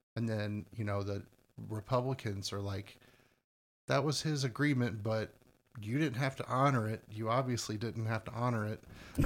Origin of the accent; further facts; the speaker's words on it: United States; we consider ourselves Americans, even if we're not necessarily super patriotic. I'm still, like, I'm an American